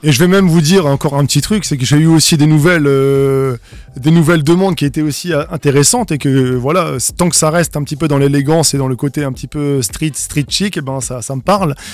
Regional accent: Strasbourg, Grand Est, France; je suis alsacien et strasbourgeois de naissance

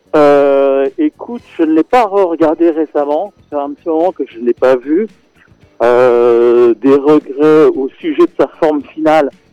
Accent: Senegal; moved away; j'ai grandi au Sénégal

